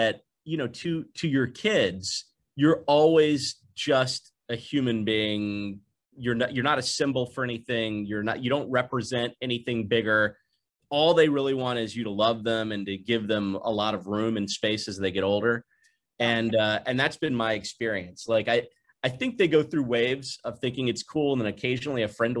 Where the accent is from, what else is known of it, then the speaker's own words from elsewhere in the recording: the South, United States; also born or lived in Tennessee; I grew up in Mississippi and Tennessee